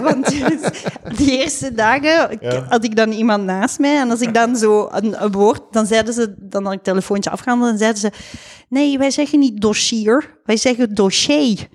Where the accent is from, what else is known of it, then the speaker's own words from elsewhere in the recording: Flanders, Belgium; moved away as an adult; also born or lived in Leiden, Netherlands; ik ben een Belg.